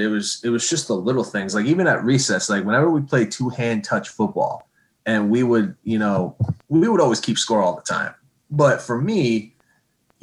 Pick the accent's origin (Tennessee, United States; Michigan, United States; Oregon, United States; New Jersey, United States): Michigan, United States; Okemos; Okemos as a good example where I grew up, my hometown